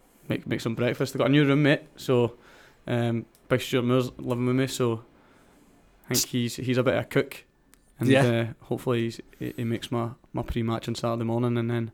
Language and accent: English; Cumbernauld, Scotland, United Kingdom; moved away as an adult; now in Milton Keynes, United Kingdom; A place called Cumbernauld, which not many people will know, so it's... I'll say Falkirk, which is in between Edinburgh and Glasgow.